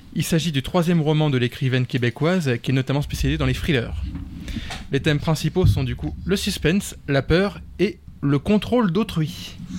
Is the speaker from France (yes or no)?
yes; France; en tant que Français de la métropole